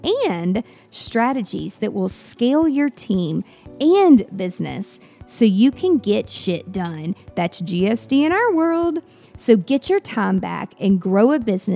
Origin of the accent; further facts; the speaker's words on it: Nashville, Tennessee, United States; my hometown, Nashville, Tennessee